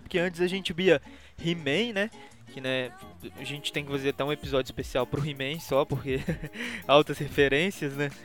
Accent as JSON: {"language": "Portuguese", "region": "Minas Gerais", "country": "Brazil", "said": "eu sou mineiro"}